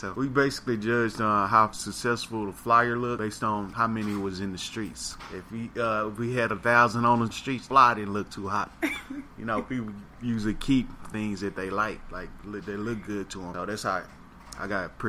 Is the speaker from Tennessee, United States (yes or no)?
no; Dallas, Texas, United States; also born or lived in Oklahoma; I'm from Dallas, Texas, born in Parkland Hospital.